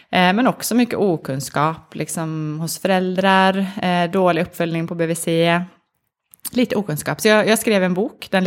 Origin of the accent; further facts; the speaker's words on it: Sweden; now in Norway; Jag, jag är ganska svensk, men jag har bott i, i, Norge nu i faktiskt 11 år.